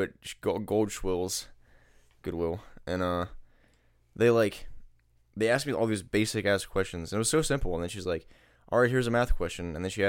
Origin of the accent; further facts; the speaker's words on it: East Coast, United States; I'm from the East Coast